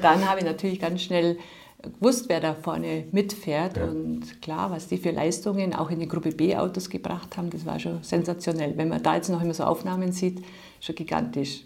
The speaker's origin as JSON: {"language": "German", "town": "Bad Bayersoien", "region": "Bavaria", "country": "Germany", "tie": "born or raised there", "said": "aus Bad Bayersäulen, wo ich herstamme"}